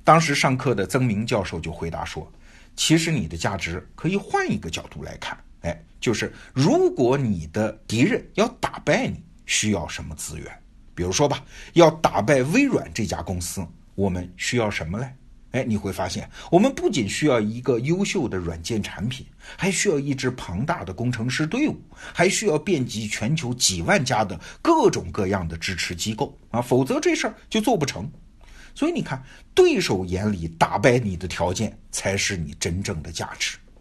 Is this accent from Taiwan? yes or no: no; China; 我们中国人